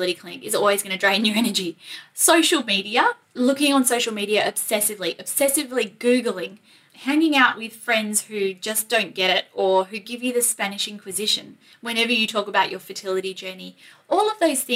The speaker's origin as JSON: {"language": "English", "country": "Australia", "accent": "Aussie", "said": "my Aussie accent"}